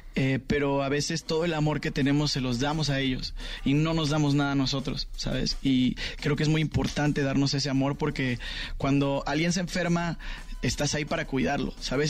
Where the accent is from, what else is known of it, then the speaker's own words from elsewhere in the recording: Mexico; como mexicanos